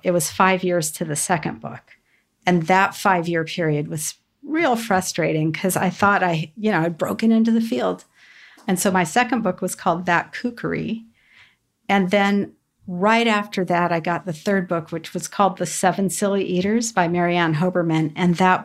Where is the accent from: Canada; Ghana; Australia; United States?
United States; Southern California; Growing up in Southern California